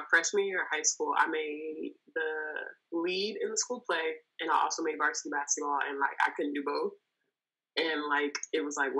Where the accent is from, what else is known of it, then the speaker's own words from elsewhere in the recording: Inglewood, California, United States; I grew up in Los Angeles, California. I'm from Inglewood, to be exact.